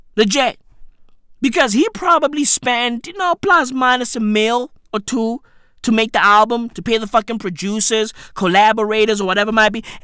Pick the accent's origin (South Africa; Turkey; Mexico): South Africa; Johannesburg, Gauteng; I'm South African. I don't, I don't know any of these places. I'm from Joburg. You feel me? I'm, I'm from Johannesburg